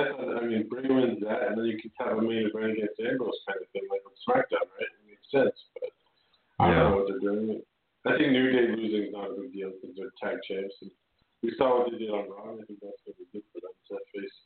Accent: Canada; I'm a Canadian

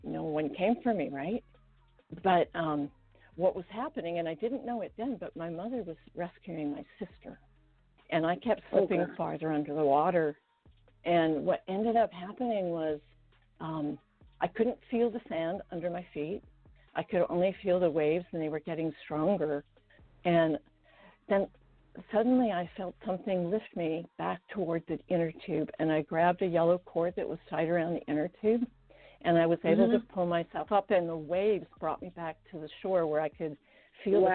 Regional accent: Victoria, British Columbia, Canada; first language Estonian; English is a second language; moved away as an adult; also born or lived in Washington, United States; now in United States; when I was 4 years old, we had already moved to the west coast of Canada. I grew up in Victoria

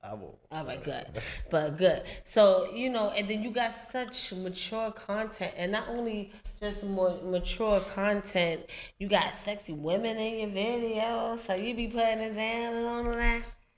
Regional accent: New York City, New York, United States; also born or lived in Dyckman, Manhattan; I'm from the East Side, but I had moved to Dykeman for like a short period of time

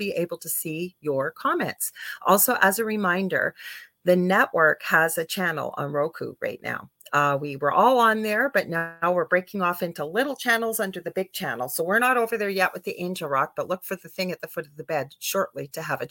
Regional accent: Canada; I'm a Canadian clairvoyant medium

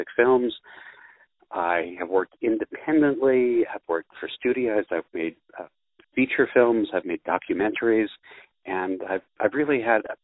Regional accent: Los Angeles, California, United States; I was born in Los Angeles

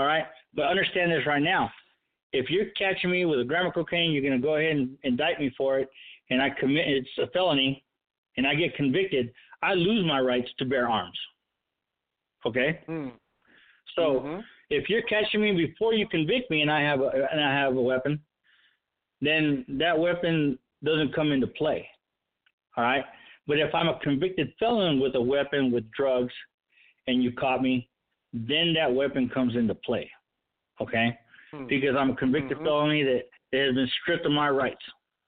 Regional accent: United States; My single and only pledge is to America. Okay? I'm an American.

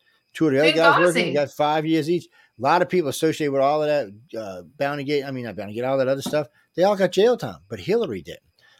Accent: Metairie, Louisiana, United States; now in Pass Christian, United States; But I grew up right there. And I grew up in Metairie, which is a suburb of New Orleans. Or past Christian, where my house is right now.

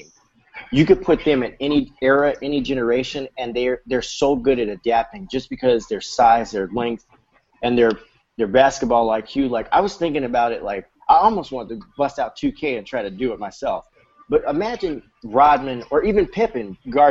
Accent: Chicago, Illinois, United States

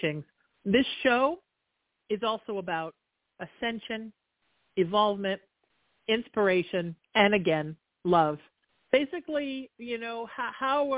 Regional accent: Huntington Beach, California, United States; I'm not in Napa, but I'm in the town I grew up in Huntington Beach.

